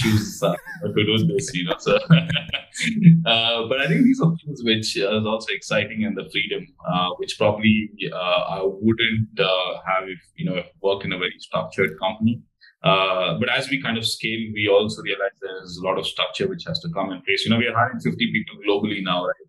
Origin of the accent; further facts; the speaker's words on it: Bangalore, Karnataka, India; moved away as an adult; also born or lived in Warwick, United Kingdom; now in United Kingdom; I was born and raised in Bangalore in India.